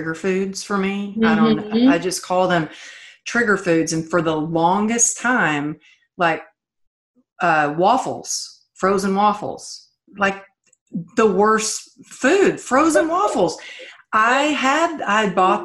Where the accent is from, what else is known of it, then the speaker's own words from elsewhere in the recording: Texas, United States; moved away; also born or lived in California; I grew up in Texas